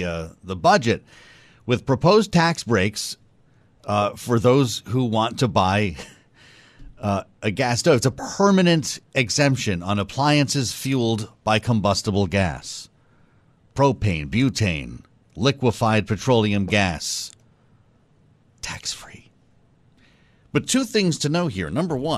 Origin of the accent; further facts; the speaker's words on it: New England, United States; I'm from New England. I can tell you they're all wood stoves up there.